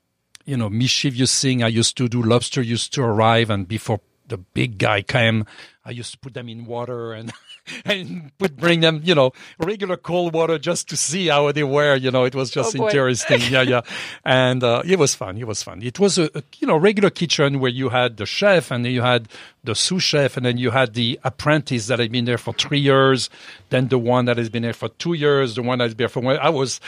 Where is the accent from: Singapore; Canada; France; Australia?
France; accent: French; English is a second language; Oh, well, I was raised in France, obviously by the accent. I was raised on a farm